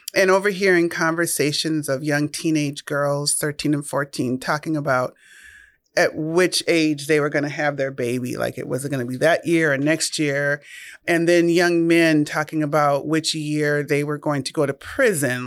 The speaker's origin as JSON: {"language": "English", "region": "Minnesota", "country": "United States", "tie": "born or raised there", "said": "I'm born and raised in Minnesota"}